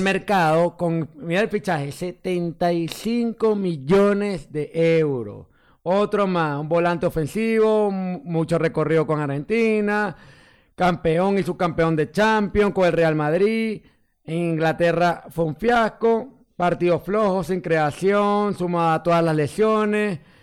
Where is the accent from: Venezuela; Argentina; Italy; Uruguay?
Venezuela; moved away; como migrante, nosotros en estos casos nos juntamos con venezolanos